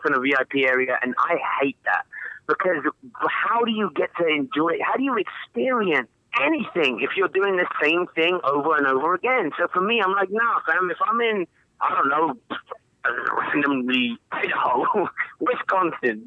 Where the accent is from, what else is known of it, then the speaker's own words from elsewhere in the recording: England, United Kingdom; growing up in England, we listened to American music